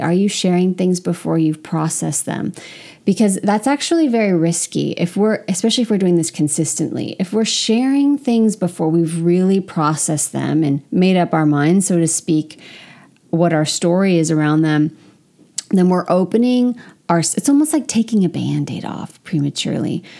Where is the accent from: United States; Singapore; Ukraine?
United States; California; moved away as an adult; also born or lived in France; as an American, specifically as a Californian who's very open